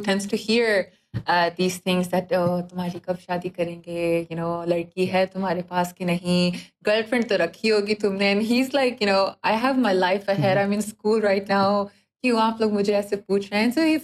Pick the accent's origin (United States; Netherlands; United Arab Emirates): United Arab Emirates; Dubai; also born or lived in Pakistan; I was born and brought up in Dubai and I'm from Pakistan.